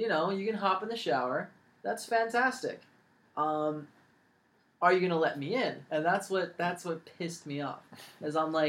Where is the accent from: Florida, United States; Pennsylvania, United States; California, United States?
California, United States; San Jose; moved away; also born or lived in Los Angeles, California; I'm from San Jose. I was born in Los Angeles, but I moved to San Jose, yeah. And I was there for a long time.